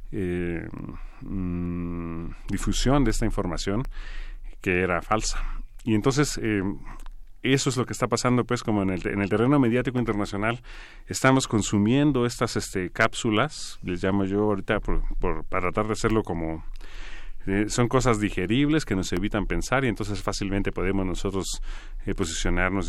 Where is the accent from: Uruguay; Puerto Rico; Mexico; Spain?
Mexico; como mexicano